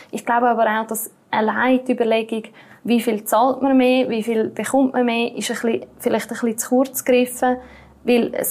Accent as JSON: {"language": "German", "country": "Switzerland", "said": "als Schweizer Bürger kann ich das zurückfordern"}